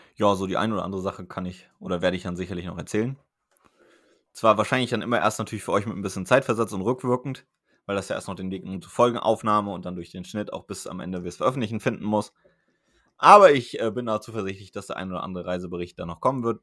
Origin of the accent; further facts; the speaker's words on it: Germany; now in Bremen, Germany; Mainz-Wiesbaden, meiner Heimat